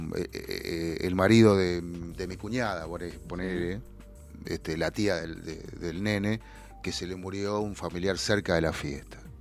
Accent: Buenos Aires Province, Argentina; yo no soy porteño de ley, yo soy bonaerense pero la capital está muy cerca

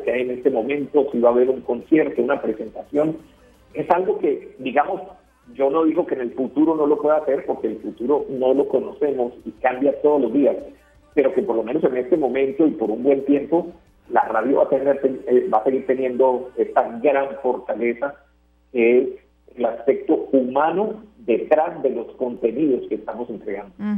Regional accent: Medellín, Antioquia, Colombia; moved away as an adult; now in Mexico; una emisora cultural de Medellín, de mi ciudad natal. Yo estoy viviendo en México

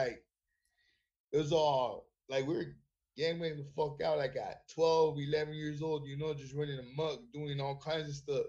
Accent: Redlands, California, United States; also born or lived in Loma Linda, California; Redlands is unlike anywhere else in the world. Like, honestly, I feel, you know what I'm saying? I grew up there my whole life

